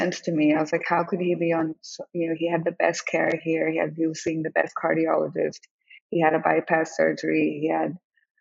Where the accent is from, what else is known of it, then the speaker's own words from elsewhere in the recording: India; moved away as an adult; also born or lived in Hong Kong / Oklahoma, United States / New York, United States; now in United States; I grew up in India and Hong Kong, I grew up in Hong Kong, I was very young there